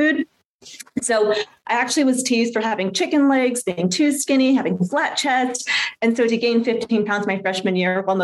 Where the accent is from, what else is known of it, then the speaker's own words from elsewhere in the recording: San Diego, California, United States; I grew up in San Diego, California